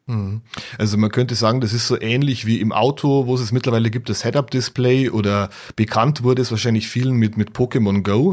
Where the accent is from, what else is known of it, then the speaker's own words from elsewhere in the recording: Bavaria, Germany; bei uns in Bayern